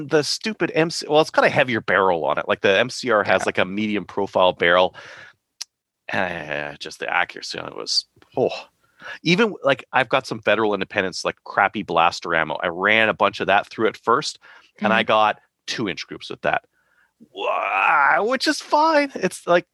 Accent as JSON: {"language": "English", "country": "Canada", "said": "I'm a Canadian"}